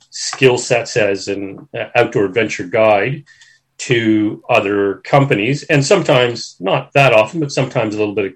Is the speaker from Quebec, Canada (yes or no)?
no; Toronto, Ontario, Canada; born or raised there; moved away as an adult; now in Australia